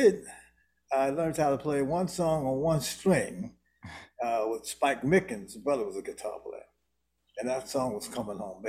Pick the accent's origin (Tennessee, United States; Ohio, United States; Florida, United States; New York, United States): Ohio, United States; Youngstown; moved away; also born or lived in New Jersey; I was born in Youngstown, Ohio